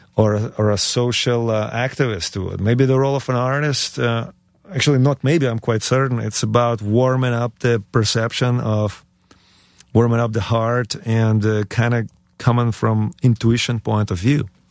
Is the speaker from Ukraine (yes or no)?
yes; Ukraine; born or raised there; moved away; also born or lived in United States